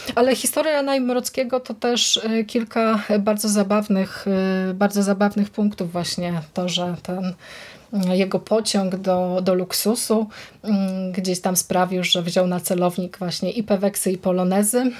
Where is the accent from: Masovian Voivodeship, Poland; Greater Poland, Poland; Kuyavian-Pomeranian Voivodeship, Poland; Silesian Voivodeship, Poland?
Greater Poland, Poland; Wągrowiec; z Wągrowca, czyli z mojej, z mojej rodzinnej miejscowości